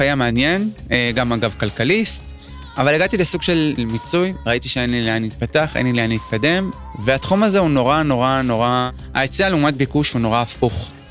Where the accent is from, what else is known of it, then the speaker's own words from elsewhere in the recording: Kiryat Shmona, Northern District, Israel; בתור ילד קטן בקריית שמונה